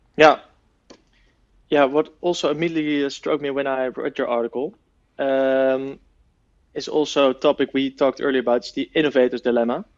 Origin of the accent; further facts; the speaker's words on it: The Hague, South Holland, Netherlands; here from my hometown in, uh, The Hague